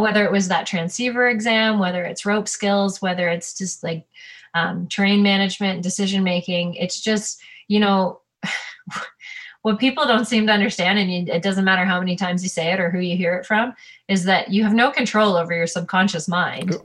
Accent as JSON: {"language": "English", "region": "Ontario", "country": "Canada", "moved": "yes", "said": "I'm from Ontario."}